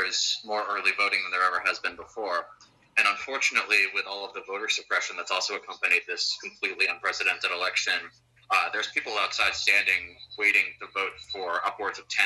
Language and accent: English; United States; I'm an American who was an exchange student at Uppsala this past spring